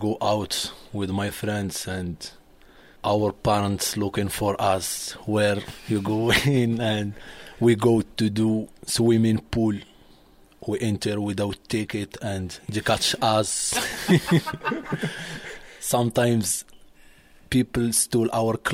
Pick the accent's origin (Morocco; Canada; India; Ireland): Morocco; Marrakesh, Marrakesh-Safi; I was born in Marrakesh. I grew in Marrakesh, so I like living in Marrakesh